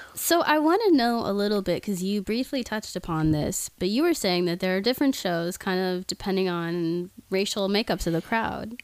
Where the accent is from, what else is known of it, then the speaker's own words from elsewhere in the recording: Oklahoma, United States; now in Los Angeles, United States; I'm from Oklahoma originally